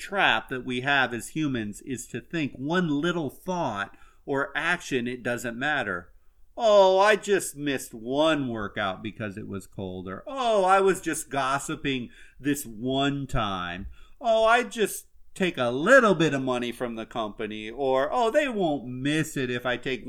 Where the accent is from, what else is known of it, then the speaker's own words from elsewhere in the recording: Iowa, United States; now in Florida, United States; I'm originally from Iowa, but I am now about as Floridian as they come anymore